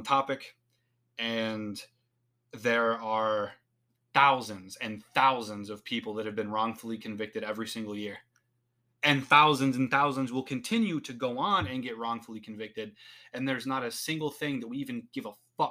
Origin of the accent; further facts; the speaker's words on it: United States; As an American citizen that lives under the same set of laws and rules